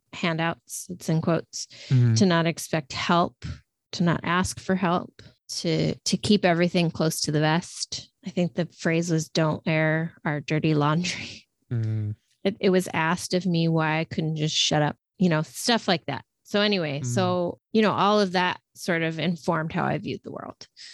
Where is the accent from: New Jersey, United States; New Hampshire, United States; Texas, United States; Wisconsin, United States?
Texas, United States; moved away as an adult; also born or lived in New York City; I'm from Texas, born and raised, spent my formative years there